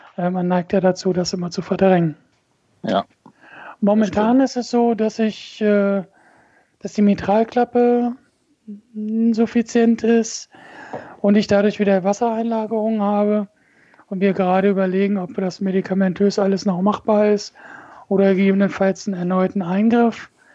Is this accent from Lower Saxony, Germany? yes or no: yes; Braunschweig, Lower Saxony, Germany; moved away as an adult; now in Wolfenbüttel, Germany; bin gebürtiger Braunschweiger